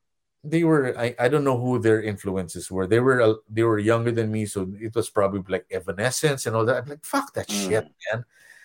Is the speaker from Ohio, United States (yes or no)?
no; California, United States; as a Californian, as an Orange County person, and I would just stay in my room and not socialize with anybody